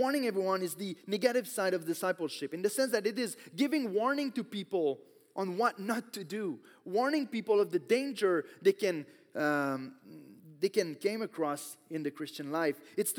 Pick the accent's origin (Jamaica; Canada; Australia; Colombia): Canada; Quebec; I grew up in Quebec, so almost everyone is Catholic